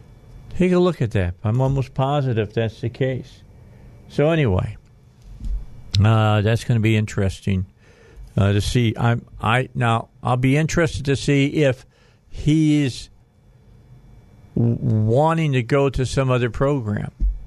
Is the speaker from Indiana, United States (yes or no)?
yes; Northwest Indiana, United States; moved away; I grew up in Northwest Indiana